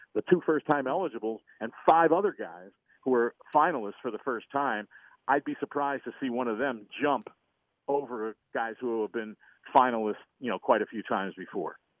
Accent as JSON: {"language": "English", "town": "St. Louis", "region": "Missouri", "country": "United States", "said": "I'm from St. Louis"}